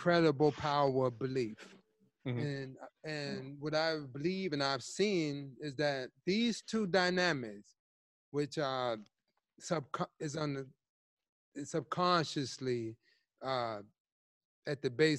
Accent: Chicago, Illinois, United States; also born or lived in New York / Atlanta; Teaching high school, growing up in Chicago

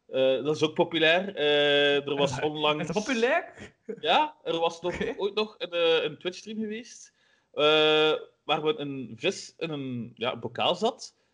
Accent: Flanders, Belgium; Maar Vlamingen we moeten echt wel heel hard werken ervoor, heb ik al gemerkt.

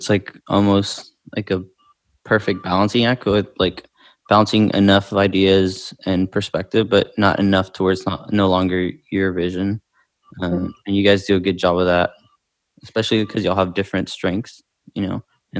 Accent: the South, United States; growing up in the South myself

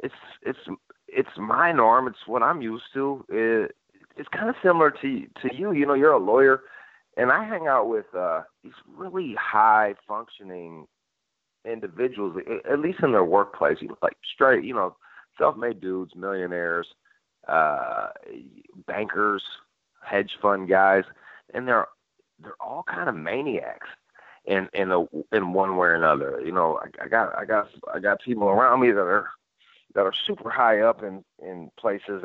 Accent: Michigan, United States; also born or lived in Los Angeles; now in Nashville, United States; I'm from Michigan myself

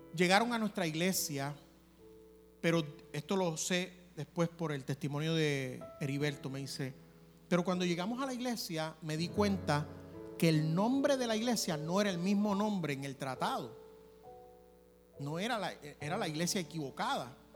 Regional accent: Puerto Rico; como buen puertorriqueño

